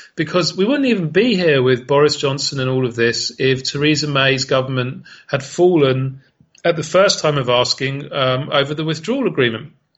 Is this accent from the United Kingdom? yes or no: yes; United Kingdom; as a Brit